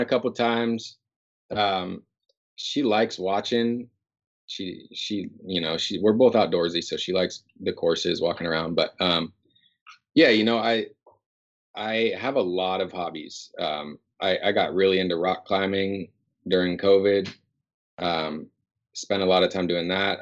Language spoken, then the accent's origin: English; Northern California, United States; moved away as an adult; now in Seattle, United States; growing up in NorCal